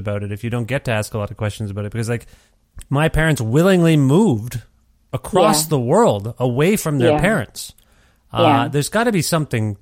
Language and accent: English; Canada; I was born in Canada